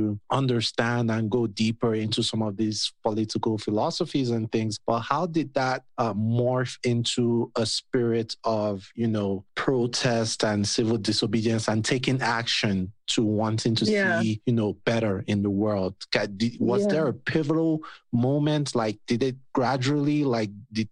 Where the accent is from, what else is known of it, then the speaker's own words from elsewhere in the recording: Nigeria; I'm African, I'm West African, I'm Nigerian